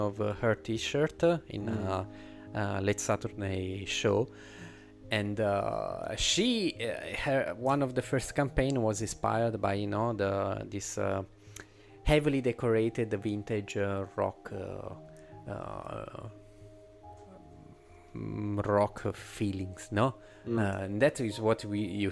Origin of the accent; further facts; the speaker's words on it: Italy; accent: Italian; English is a second language; my Italian accent is already strong